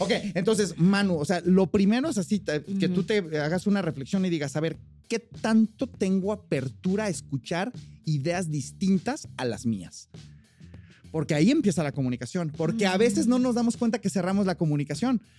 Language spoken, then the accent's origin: Spanish; Mexico; also born or lived in United States; yo soy mexicano, pero estuve con residencia y mi green card por más de cinco años, entonces tramité ciudadanía